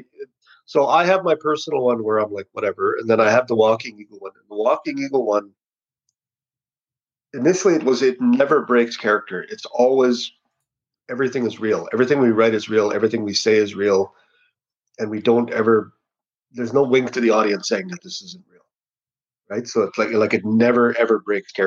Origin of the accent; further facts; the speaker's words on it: Hollow Water First Nation, Manitoba, Canada; I grew up mostly in a place called Hollow Water First Nation.